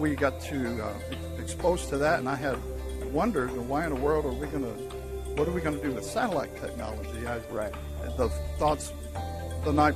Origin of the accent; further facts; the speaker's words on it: St. Louis, Missouri, United States; Pretty much inland my whole life growing up in St. Louis, Missouri.